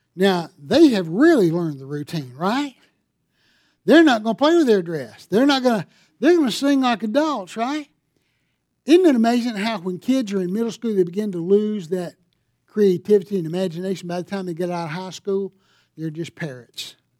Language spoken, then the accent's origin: English; Greer, South Carolina, United States; I'm from Greer